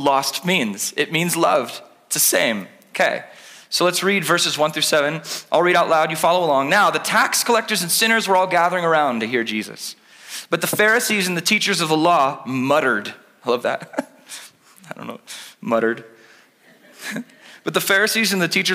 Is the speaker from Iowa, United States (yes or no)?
no; California, United States; now in Oregon, United States; I'm Californian at heart